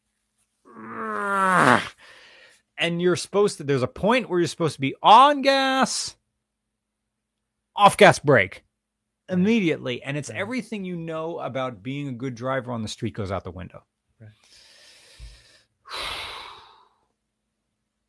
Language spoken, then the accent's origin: English; Pennsylvania, United States; I'm from Pennsylvania